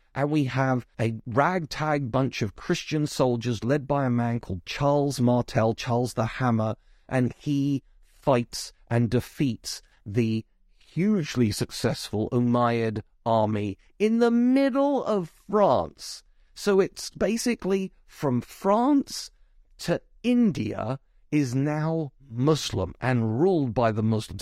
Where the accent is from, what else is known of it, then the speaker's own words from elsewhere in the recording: South East England, United Kingdom; you can tell from my accent that I've clearly been brought up in Britain, probably the southeast.